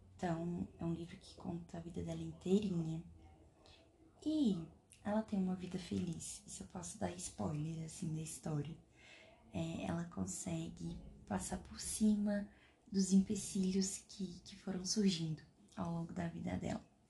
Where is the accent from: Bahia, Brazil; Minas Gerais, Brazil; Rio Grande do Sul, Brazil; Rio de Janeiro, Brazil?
Minas Gerais, Brazil; sou mineira